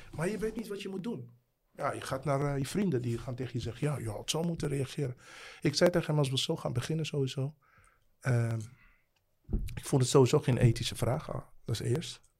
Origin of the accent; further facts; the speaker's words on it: The Hague, South Holland, Netherlands; Het is toch jouw stad? Ik kom uit Den Haag.